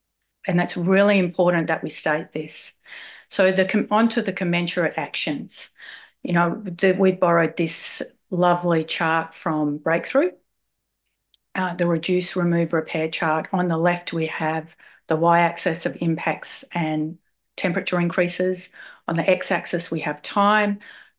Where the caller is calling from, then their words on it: Wurundjeri land, Victoria, Australia; I'm calling in from Wurundjeri land.